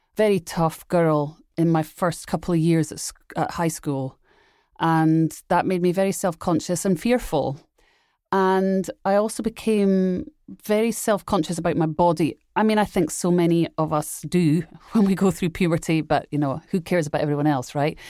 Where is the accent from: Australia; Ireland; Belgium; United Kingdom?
United Kingdom; Edinburgh, Scotland; I grew up in Edinburgh, Scotland